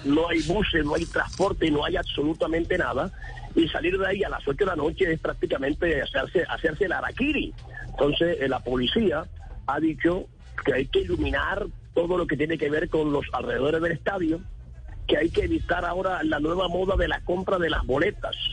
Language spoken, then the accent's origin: Spanish; Santa Marta, Magdalena, Colombia; yo soy samario